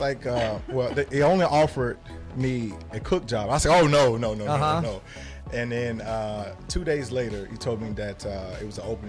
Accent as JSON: {"language": "English", "town": "Memphis", "region": "Tennessee", "country": "United States", "tie": "born or raised there", "moved": "yes", "said": "I'm originally from Memphis, Tennessee."}